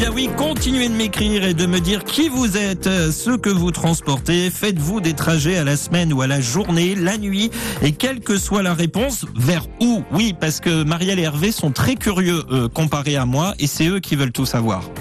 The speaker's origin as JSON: {"language": "French", "town": "Le Tréport", "region": "Normandy", "country": "France", "tie": "born or raised there", "lives_now": "Clérac, France", "said": "j'ai 43 ans. Je suis originaire du Tréport, en Seine-Maritime. Très jolie ville, le Tréport. Euh, Tréport, Mers-les-Bains, à cheval sur la Seine-Maritime et le département de la Somme. Et j'ai déménagé il y a 8 ans à Clérac, en Charente-Maritime."}